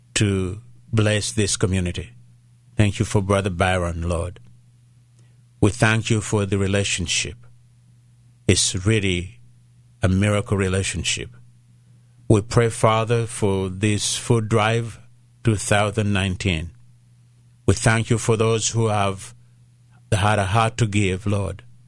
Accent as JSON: {"language": "English", "country": "Uganda", "tie": "born or raised there", "first_language": "Luganda", "second_language": "English", "moved": "yes", "said": "I was born in Uganda"}